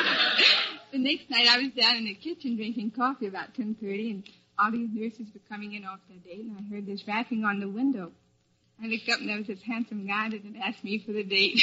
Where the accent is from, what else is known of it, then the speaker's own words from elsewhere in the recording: New Jersey, United States; moved away; New Jersey